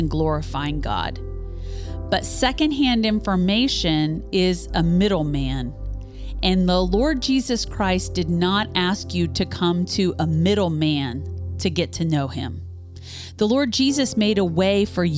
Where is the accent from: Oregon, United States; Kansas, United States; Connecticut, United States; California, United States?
Kansas, United States; Topeka; Topeka has. My hometown, where I was born and raised